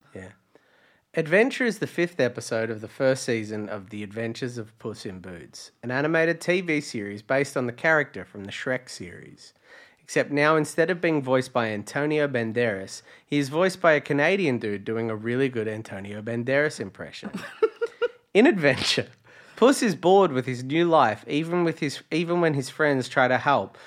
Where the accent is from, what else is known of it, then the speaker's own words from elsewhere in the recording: Latrobe Valley, Victoria, Australia; now in Melbourne, Australia; I was a country kid in you know, Latrobe Valley